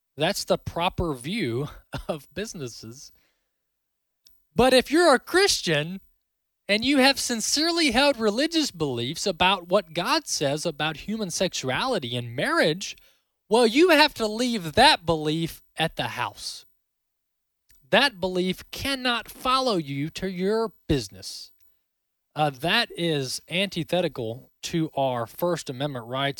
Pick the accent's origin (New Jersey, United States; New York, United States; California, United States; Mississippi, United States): Mississippi, United States; my home state of Mississippi